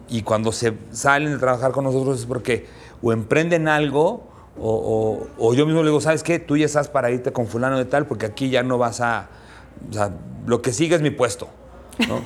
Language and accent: Spanish; Mexico; soy este cocinero mexicano